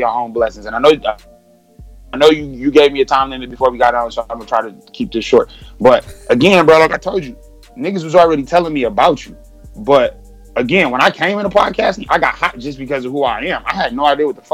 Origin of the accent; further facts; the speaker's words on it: Detroit, Michigan, United States; I'm from Detroit